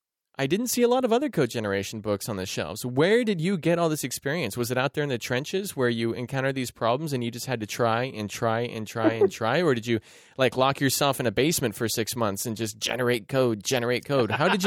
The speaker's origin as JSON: {"language": "English", "region": "West Coast", "country": "United States", "said": "I'm from the West Coast"}